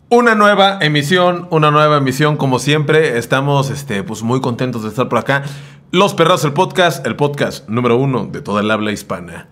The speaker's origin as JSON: {"language": "Spanish", "town": "Sayula", "region": "Jalisco", "country": "Mexico", "tie": "born or raised there", "also_born_or_lived": "Ciudad Guzmán", "said": "yo viví todo, toda mi vida en Sayula, pero nací en Ciudad Guzmán"}